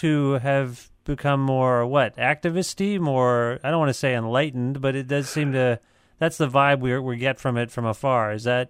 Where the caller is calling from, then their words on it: Guelph, Ontario, Canada; I'm calling you from Guelph, Ontario, which is Canada's Portland